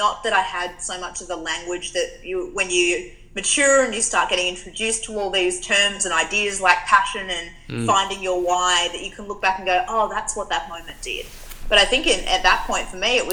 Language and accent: English; Perth, Western Australia, Australia; moved away as an adult; now in Melbourne, Australia; I grew up in Western Australia, and I moved to Melbourne about 4 years ago, but was born and bred in the West